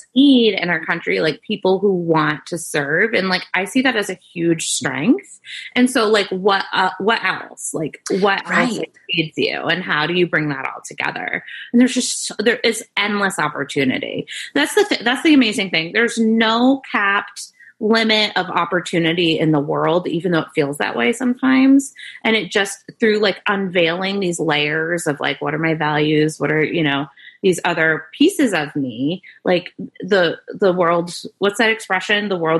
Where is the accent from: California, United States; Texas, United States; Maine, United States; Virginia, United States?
Maine, United States; I grew up in Maine, like gotcha. In a rural community. I wasn't a city girl.